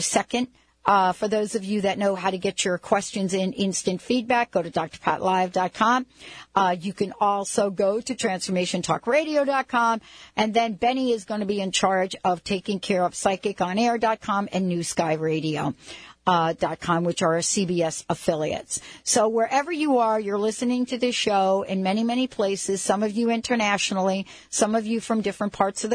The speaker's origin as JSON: {"language": "English", "region": "New York", "country": "United States", "tie": "born or raised there", "said": "I grew up in New York"}